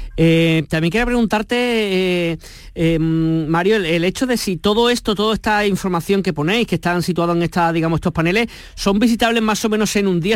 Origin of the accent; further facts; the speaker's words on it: Málaga, Andalusia, Spain; aquellos que somos de Málaga